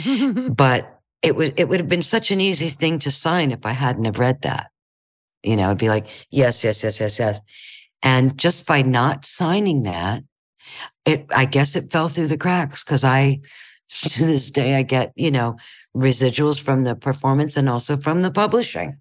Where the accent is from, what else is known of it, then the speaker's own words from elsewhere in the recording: Ohio, United States; moved away; I'm from Ohio